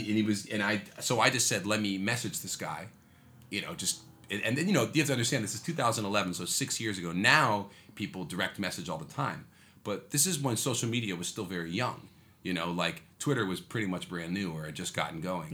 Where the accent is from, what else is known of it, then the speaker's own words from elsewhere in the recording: New York City, New York, United States; I was born in Manhattan. Yeah. I'm like a, I'm a true New Yorker.